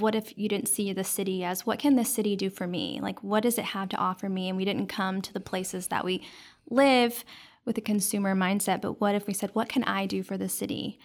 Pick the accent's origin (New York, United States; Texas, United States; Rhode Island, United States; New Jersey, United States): Texas, United States; Dallas; I grew up in Dallas, and I was actually raised by my grandparents